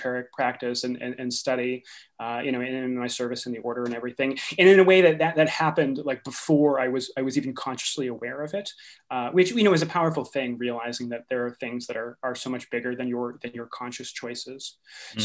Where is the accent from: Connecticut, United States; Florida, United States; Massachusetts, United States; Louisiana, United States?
Massachusetts, United States; Eastern; now in Sacramento, United States; I grew up in Massachusetts, actually, in Eastern Massachusetts